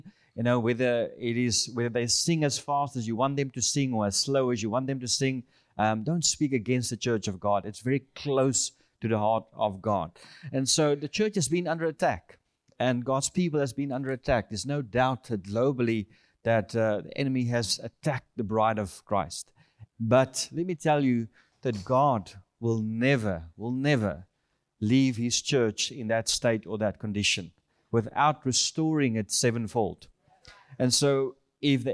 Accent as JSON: {"language": "English", "country": "South Africa", "tie": "born or raised there", "said": "I'm from South Africa, born in South Africa, and we are currently here in the U.S. We're heading back home end of this month"}